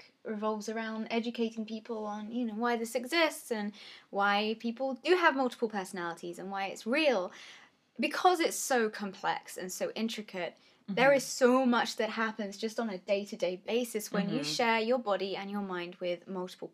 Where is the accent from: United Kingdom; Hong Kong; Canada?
United Kingdom; England; we're English from Britain